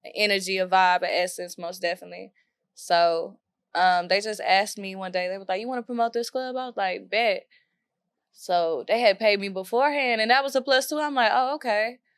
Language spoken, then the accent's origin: English; Waco, Texas, United States; moved away as an adult; now in Dallas, United States; I'm from South Waco, Waco, Texas.